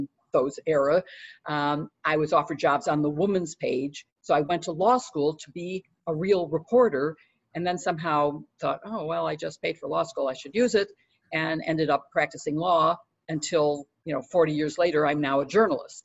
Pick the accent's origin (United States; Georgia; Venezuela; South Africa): United States; Chicago, Illinois; I'm from Chicago